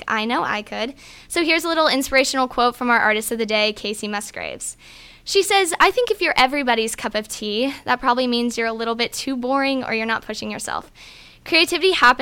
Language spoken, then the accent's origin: English; Roswell, Georgia, United States; moved away as an adult; now in Oxford, United States; I'm from Roswell, Georgia